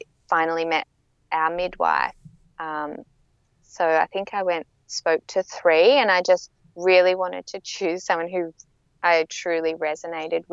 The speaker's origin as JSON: {"language": "English", "region": "south coast of New South Wales", "country": "Australia", "moved": "as an adult", "said": "I'm actually from the south coast of New South Wales, but I've been living up on the Gold Coast for 12 years."}